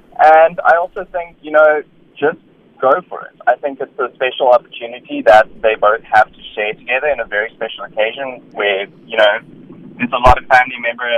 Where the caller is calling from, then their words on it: Cape Town, Western Cape, South Africa; So I'm calling back from Cape Town.